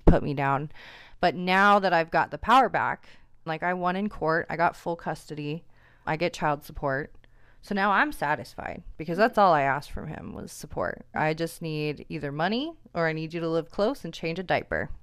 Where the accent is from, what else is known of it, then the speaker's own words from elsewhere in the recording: Seattle, Washington, United States; moved away as an adult; now in Portland, United States; I'm from Seattle